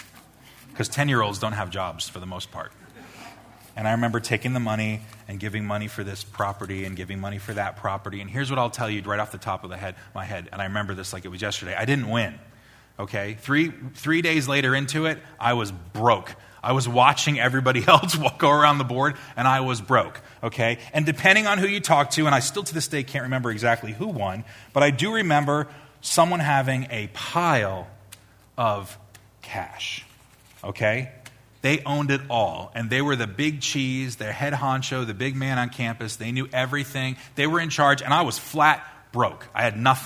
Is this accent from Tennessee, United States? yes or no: no; Long Island, New York, United States; I was probably about 10 years old, growing up on Long Island